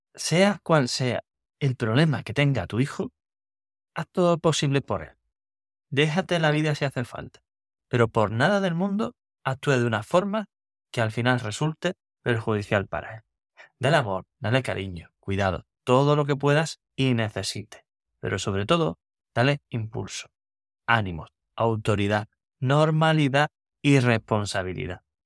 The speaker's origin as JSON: {"language": "Spanish", "town": "Cádiz", "region": "Andalusia", "country": "Spain", "tie": "born or raised there", "also_born_or_lived": "San Fernando", "moved": "as an adult", "lives_now": "Seville, Spain", "said": "yo nací en Cádiz"}